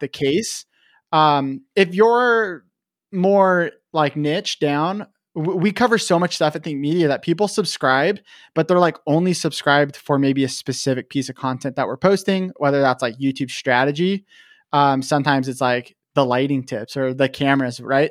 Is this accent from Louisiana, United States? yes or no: no; Vancouver, Washington, United States; also born or lived in Portland, Oregon / Kennewick, Washington; I was born in Vancouver, Washington, or Portland, Oregon, but kind of grew up in Vancouver, Washington